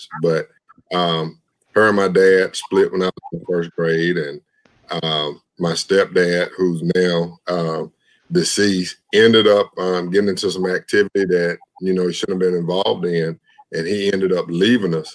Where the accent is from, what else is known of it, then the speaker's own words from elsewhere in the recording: LaGrange, Georgia, United States; I grew up in Lagrange, Georgia